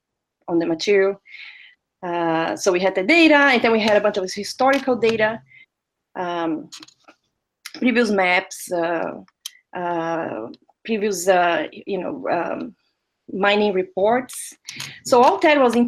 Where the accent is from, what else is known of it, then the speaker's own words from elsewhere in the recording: Brazil; moved away; I'm originally from Brazil, so I was working in Brazil